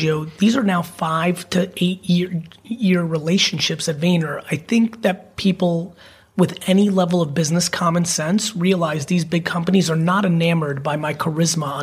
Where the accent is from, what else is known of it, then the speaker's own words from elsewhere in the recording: New Jersey, United States; I'm definitely a Jersey boy and I'm even American to Americans